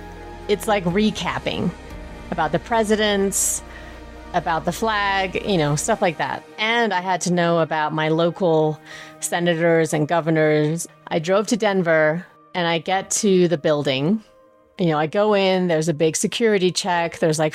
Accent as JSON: {"language": "English", "country": "Germany", "tie": "born there", "said": "You know, I was born in Germany, so I would like to keep that."}